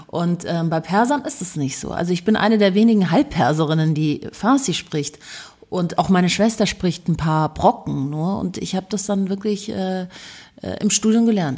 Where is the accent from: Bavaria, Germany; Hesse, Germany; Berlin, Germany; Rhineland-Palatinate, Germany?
Bavaria, Germany; Munich; ich bin ja in München geboren und aufgewachsen